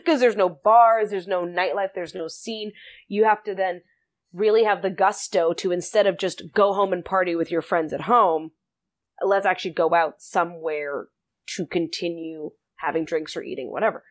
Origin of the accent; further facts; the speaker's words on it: South Africa; also born or lived in Winnipeg, Canada; now in Saskatchewan, Canada; I'm from South Africa originally